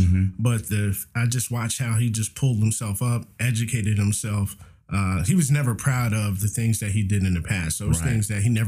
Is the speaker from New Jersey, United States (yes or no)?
yes; Plainfield, New Jersey, United States; I was born and raised in Plainfield, New Jersey.